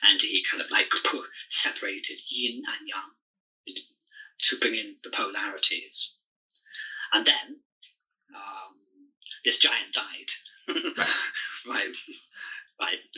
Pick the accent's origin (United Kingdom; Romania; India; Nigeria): United Kingdom; England; moved away as an adult; also born or lived in Singapore / China; my hometown in England